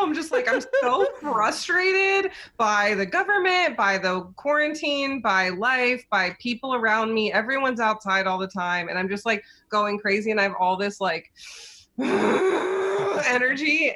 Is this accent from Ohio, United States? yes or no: yes; Cincinnati, Ohio, United States; moved away as an adult; also born or lived in New York; I grew up in Cincinnati